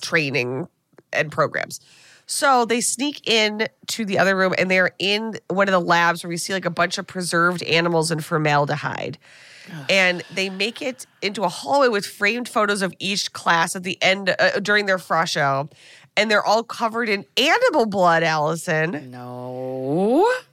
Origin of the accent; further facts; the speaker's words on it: United States; as an American